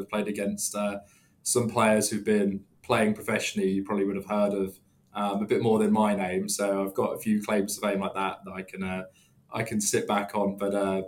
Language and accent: English; Letchworth Garden City, East of England, United Kingdom; now in London, United Kingdom; Just about an hour north of London, in a small town in Hertfordshire called Letchworth Garden City